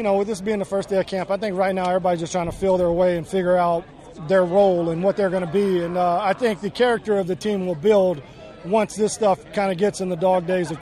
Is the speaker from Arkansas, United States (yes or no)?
no; East Bernard, Texas, United States; Growing up in East Bernard